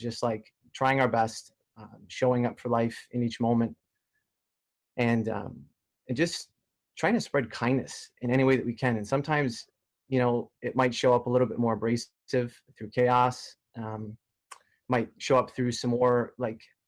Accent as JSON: {"language": "English", "town": "Detroit", "region": "Michigan", "country": "United States", "tie": "born or raised there", "moved": "yes", "lives_now": "Toronto, Canada", "said": "I'm from Detroit, Michigan originally"}